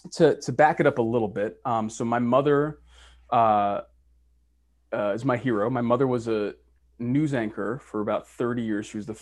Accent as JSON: {"language": "English", "town": "Boston", "region": "Massachusetts", "country": "United States", "tie": "born or raised there", "moved": "yes", "said": "where I come from, I'm from Boston, Massachusetts."}